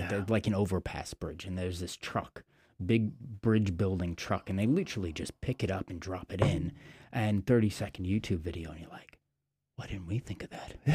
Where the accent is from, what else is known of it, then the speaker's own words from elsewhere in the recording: New York, United States; now in England; I remember when I first moved to England, and so I came from New York.